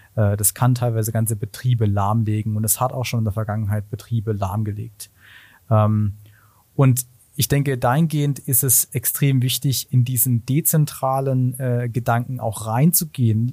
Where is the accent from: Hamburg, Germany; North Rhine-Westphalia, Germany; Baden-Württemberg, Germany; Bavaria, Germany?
Baden-Württemberg, Germany; Black Forest, Kinzig Valley; ich komme ursprünglich aus dem Schwarzwald, aus dem Kinzigtal, wirklich aus einem kleinen Dorf